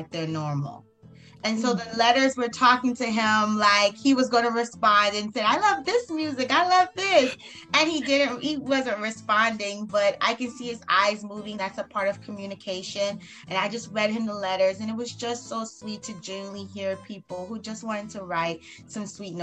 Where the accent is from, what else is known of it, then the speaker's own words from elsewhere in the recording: South Carolina, United States; now in South Florida, United States; I'm actually from South Carolina